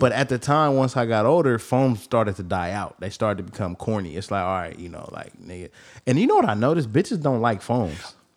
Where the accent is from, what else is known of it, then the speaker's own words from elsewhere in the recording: the Bay Area, California, United States; I come from the Bay